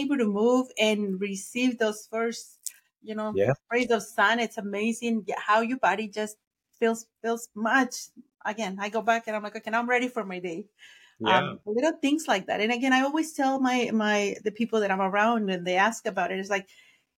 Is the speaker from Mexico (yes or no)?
yes; Mexico; first language Spanish; English is a second language; moved away; I'm from Mexico, so I was born in Mexico, raised in Mexico, so my first language is Spanish.